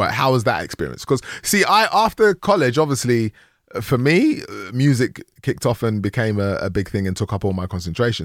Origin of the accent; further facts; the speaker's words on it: London, United Kingdom; also born or lived in Nigeria; I grew up in Tottenham